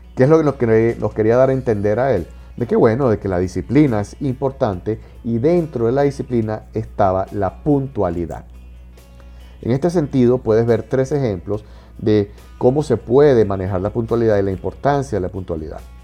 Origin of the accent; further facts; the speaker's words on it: Venezuela; En Venezuela, en mi país